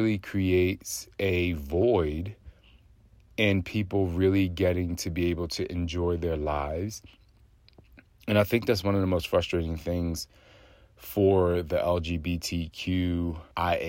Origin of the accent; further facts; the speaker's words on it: New Jersey, United States; growing up in New Jersey, where I grew up, wasn't the best place to be gay